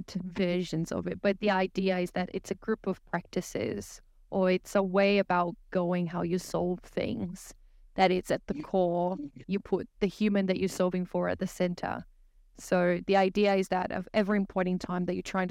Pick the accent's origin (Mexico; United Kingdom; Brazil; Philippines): Brazil; English is a second language; moved away as an adult; now in Hobart, Australia; I'm originally from Brazil, but I moved to Australia in 2016